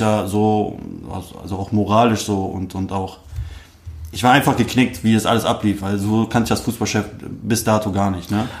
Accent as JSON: {"language": "German", "town": "Wuppertal", "region": "North Rhine-Westphalia", "country": "Germany", "tie": "born or raised there", "also_born_or_lived": "Dortmund", "said": "ich bin geboren in Wuppertal"}